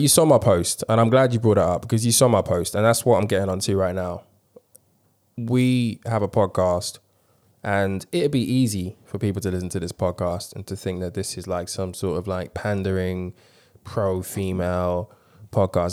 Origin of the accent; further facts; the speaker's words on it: London, United Kingdom; being a black man growing up in London